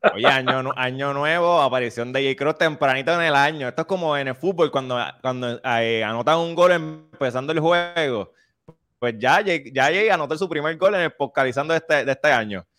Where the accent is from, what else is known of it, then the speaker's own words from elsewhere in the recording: Toa Alta, Puerto Rico; yo soy de Tobalta